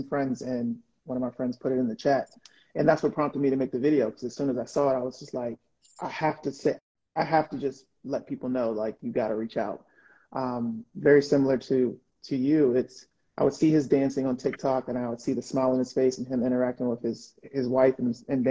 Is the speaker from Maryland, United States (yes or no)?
yes; Prince George's County, Maryland, United States; I was born and raised in Prince George's County